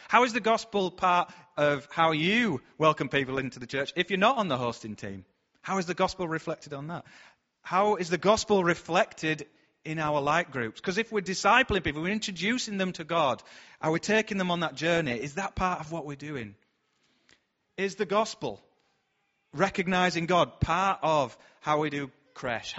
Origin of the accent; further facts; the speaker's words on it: Bradford, Yorkshire and the Humber, United Kingdom; We're from Bradford